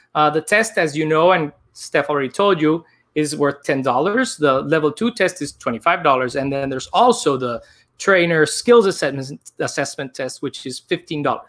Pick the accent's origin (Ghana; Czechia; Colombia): Colombia; Barranquilla, Atlántico; now in New York City, United States; I am actually from Barranquilla, Colombia